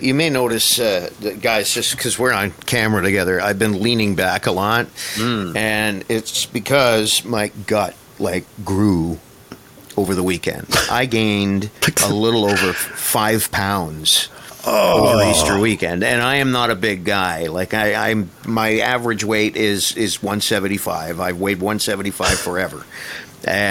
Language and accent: English; Canada; being Canadian